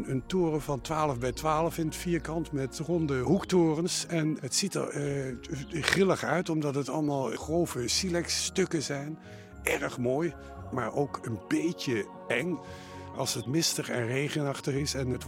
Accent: Nijmegen, Gelderland, Netherlands; also born or lived in Zutphen; now in Belgium; Geboren in Zutphen, opgegroeid in Nijmegen en sinds 1983 wonende in België. Net over de grens bij Maastricht.

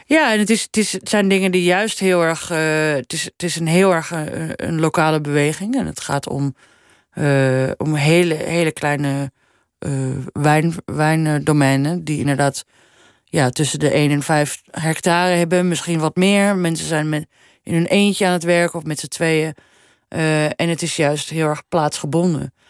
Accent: Amsterdam, North Holland, Netherlands; moved away as an adult; also born or lived in Paris; now in Copenhagen, Denmark; ik ben echt wel opgegroeid in Amsterdam. En ik heb daar tot mijn 31ste gewoon eh, hè, gewoond, gestudeerd, gewerkt

